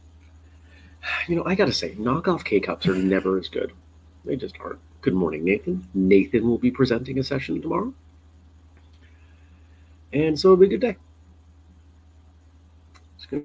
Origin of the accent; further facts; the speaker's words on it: Maine, United States; now in Vermont, United States; I grew up in Maine, live in Vermont